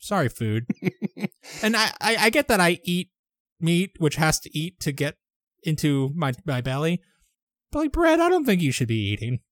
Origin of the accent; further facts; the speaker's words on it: United States; I'm an American